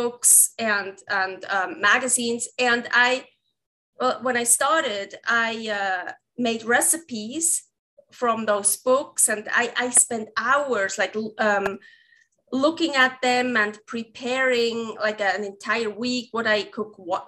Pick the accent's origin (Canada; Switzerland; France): Switzerland; English is a second language; moved away as an adult; now in Reno, United States; I have an accent. So I'm from Switzerland